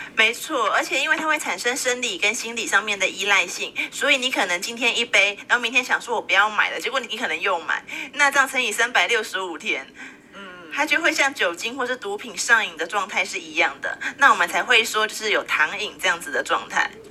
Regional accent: Taiwan; 我们台湾人的话，每年呢，我们会吃掉六十万公吨的糖

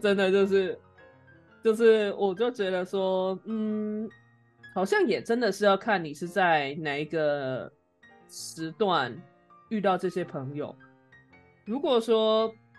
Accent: Taiwan; 我们两个作为台湾人

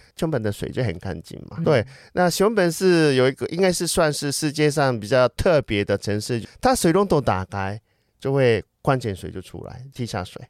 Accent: Fukuoka, Japan; Chinese is a second language; now in Taiwan; 我是出现在九州的福冈

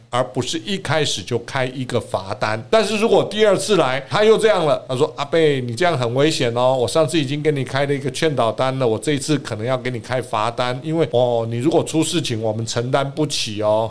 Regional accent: Taiwan; 我们台湾人

